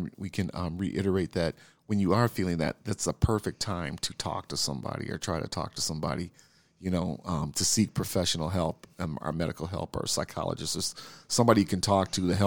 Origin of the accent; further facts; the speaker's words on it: Minneapolis, Minnesota, United States; And as you know, we are from Minneapolis.